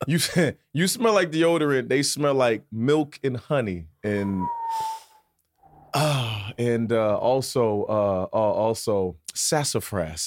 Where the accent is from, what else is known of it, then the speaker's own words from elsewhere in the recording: Virginia, United States; moved away; also born or lived in New York City; I'm from Virginia